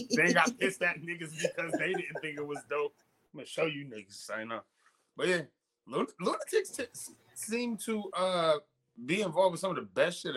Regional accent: Midwest, United States; We're from the Midwest.

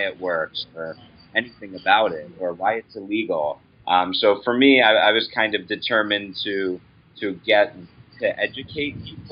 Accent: United States; as an American

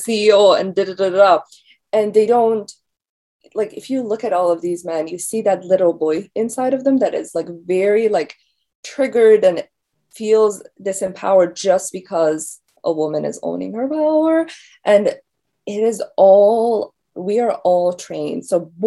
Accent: Iran; now in United States; I'm from Iran

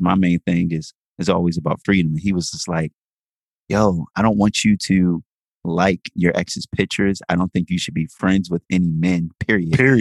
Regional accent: Jamaica; I'm Jamaican.

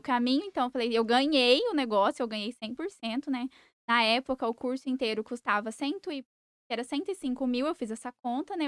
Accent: Sidrolândia, Mato Grosso do Sul, Brazil; also born or lived in Campo Grande; Eu nasci, fui criada em Cidrolândia.

